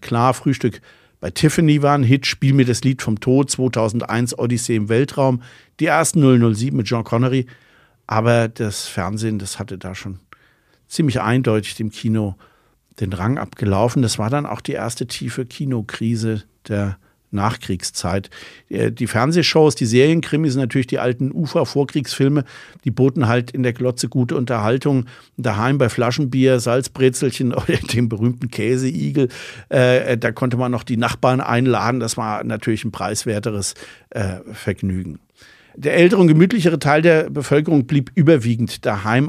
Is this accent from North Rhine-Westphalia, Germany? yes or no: yes; Bonn, North Rhine-Westphalia, Germany; now in Mainz, Germany; aus Bonn, wo ich aufgewachsen bin